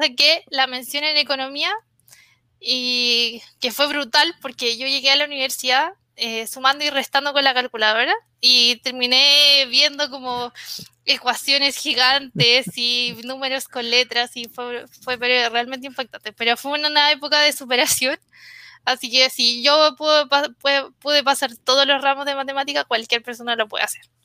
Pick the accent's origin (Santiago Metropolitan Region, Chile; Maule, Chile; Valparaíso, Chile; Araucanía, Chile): Santiago Metropolitan Region, Chile; Santiago; Soy de, de Santiago, mi familia es del norte, de Antofagasta, que es como una de las ciudades donde están las minas de cobre